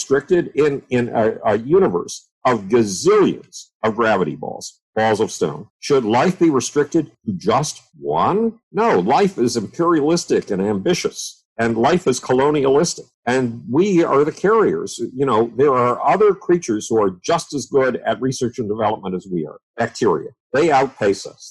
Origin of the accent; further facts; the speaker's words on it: Buffalo, New York, United States; when I was 10 years old, nobody in the city of Buffalo, New York, my hometown